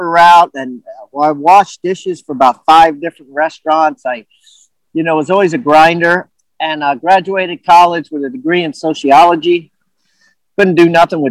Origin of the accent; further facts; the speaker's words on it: Maryland, United States; also born or lived in Washington, D.C.; I was born in Georgetown, Washington, D.C., and grew up in Maryland area